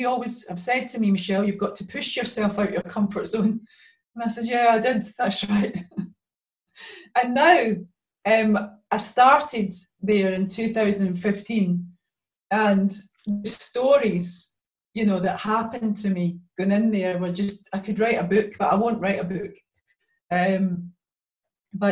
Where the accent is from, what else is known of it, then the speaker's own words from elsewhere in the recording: Glasgow, Scotland, United Kingdom; I was many years growing up in the East End of Glasgow.